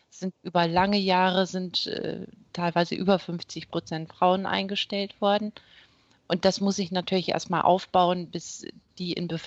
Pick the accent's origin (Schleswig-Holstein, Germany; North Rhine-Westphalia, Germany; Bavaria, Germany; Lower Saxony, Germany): Lower Saxony, Germany; Wittmund; also born or lived in Esens; Ja, ich bin Ostfriesin. Ich komme aus Wittmund, da bin ich geboren und äh, so mit 13 sind wir dann nach Esens gezogen ist auch aus Friesland. Also ich bin geboren und aufgewachsen in Ostfriesland.